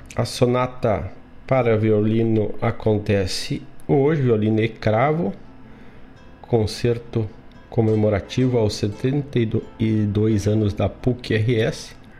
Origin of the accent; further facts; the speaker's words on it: Herval, Rio Grande do Sul, Brazil; lá da minha terra, lá da cidade de Erval do Sul